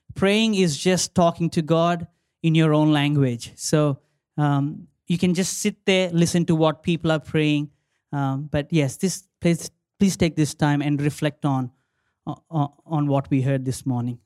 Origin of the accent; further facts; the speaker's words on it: India; now in Australia; my country, my home country, um, India, I say India is my motherland, Australia is my mother-in-law land